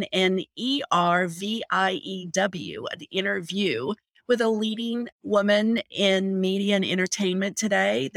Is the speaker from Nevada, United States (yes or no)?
yes; Las Vegas, Nevada, United States; I grew up in Las Vegas, Nevada